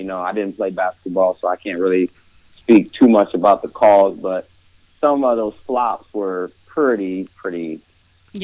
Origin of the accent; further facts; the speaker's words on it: Ohio, United States; moved away as an adult; now in Los Angeles, United States; born and raised in Ohio.